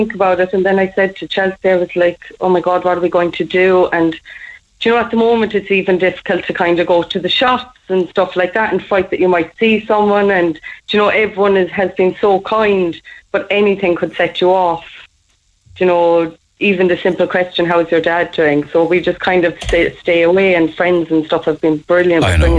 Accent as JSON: {"language": "English", "town": "Midleton", "region": "Munster", "country": "Ireland", "said": "We're from Middleton"}